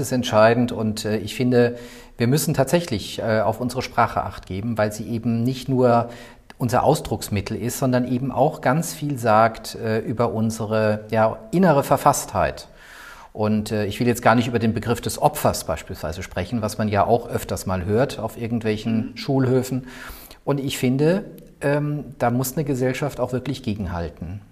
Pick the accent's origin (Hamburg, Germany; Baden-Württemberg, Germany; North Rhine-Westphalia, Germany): Baden-Württemberg, Germany; Mannheim-Heidelberg area; moved away as an adult; also born or lived in Würzburg / Rostock / Brandenburg; now in Berlin, Germany; Ich komme eigentlich aus der Ecke Mannheim-Heidelberg